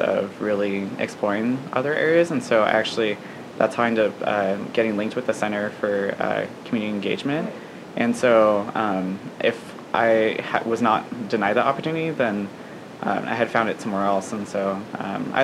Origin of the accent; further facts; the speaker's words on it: La Habra, California, United States; moved away as an adult; now in San Luis Obispo, United States; I'm from La Habra, California, which is down in Orange County